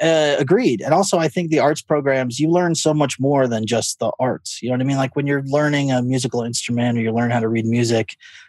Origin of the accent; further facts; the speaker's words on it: Fullerton, California, United States; born there; I was born in Fullerton, California, Orange County. My parents live there.